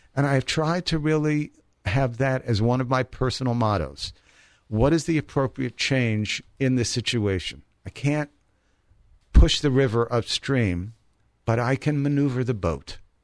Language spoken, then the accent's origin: English; New York City, New York, United States; now in Columbus, United States; I grew up in the Bronx, New York